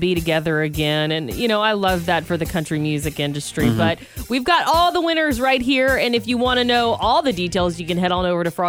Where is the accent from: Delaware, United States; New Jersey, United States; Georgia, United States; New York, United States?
Georgia, United States; now in Santa Rosa, United States; I'm so happy to be back here in Santa Rosa and Sonoma County after a week in my home state of Georgia.